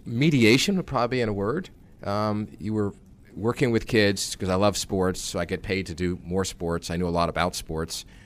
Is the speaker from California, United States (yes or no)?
no; New York area, United States; I grew up in the New York area, so I th-, consider myself a New Yorker.